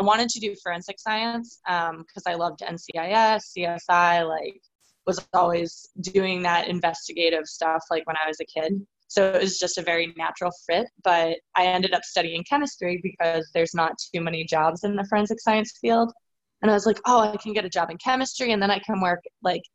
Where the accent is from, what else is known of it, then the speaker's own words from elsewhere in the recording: 40 minutes north of Boston, Massachusetts, United States; I grew up like 40 minutes north of the city. And I was born in Massachusetts and raised here my whole life